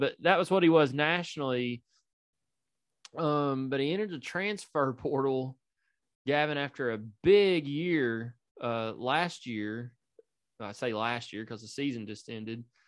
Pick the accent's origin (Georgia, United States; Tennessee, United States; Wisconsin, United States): Tennessee, United States; East Knox County; we're all from East Knox County